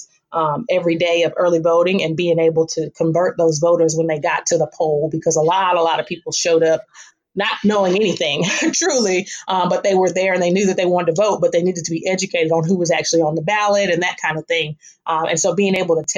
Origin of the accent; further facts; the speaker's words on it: Fayetteville, North Carolina, United States; I was born in Fayetteville.